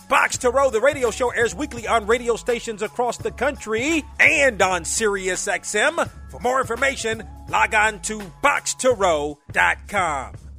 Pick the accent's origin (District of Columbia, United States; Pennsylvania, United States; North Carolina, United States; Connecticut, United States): District of Columbia, United States; Washington; growing up in the Washington area